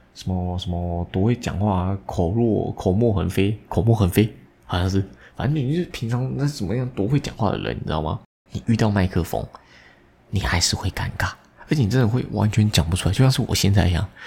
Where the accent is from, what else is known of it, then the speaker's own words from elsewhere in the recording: Taiwan; 我们台湾人